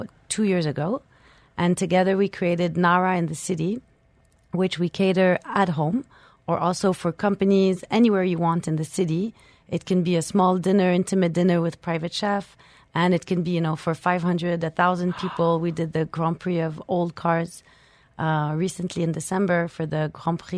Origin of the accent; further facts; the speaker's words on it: Switzerland; moved away as an adult; also born or lived in France; now in Dubai, United Arab Emirates; I'm originally French and I grew up in Switzerland.